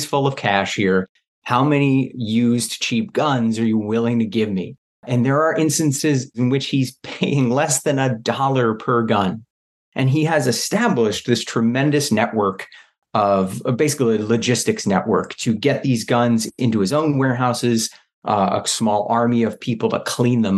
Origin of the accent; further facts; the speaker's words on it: United States; I grew up in the New York, New Jersey area